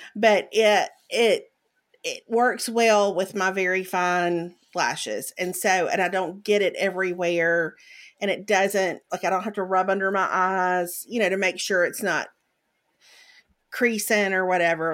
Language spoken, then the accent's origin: English; Mississippi, United States; I grew up in Mississippi